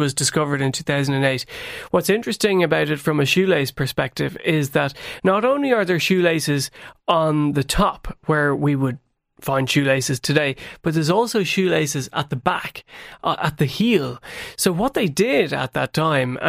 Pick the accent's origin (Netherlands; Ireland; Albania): Ireland; Tipperary, Munster; when I was growing up in Tipperary